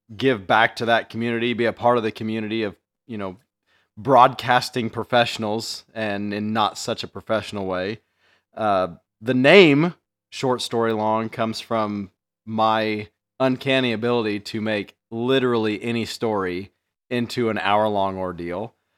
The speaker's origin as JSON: {"language": "English", "town": "Mattoon", "region": "Illinois", "country": "United States", "tie": "born or raised there", "said": "I grew up in Mattoon"}